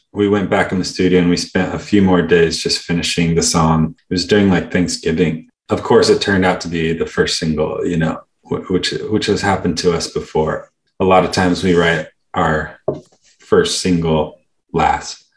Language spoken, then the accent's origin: English; California, United States; we grew up in California